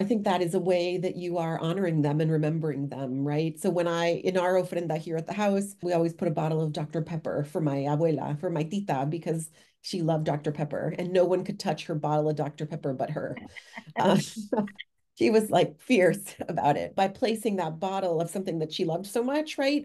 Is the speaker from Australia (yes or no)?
no; Mexico; now in Worcester, United States; my home country of Mexico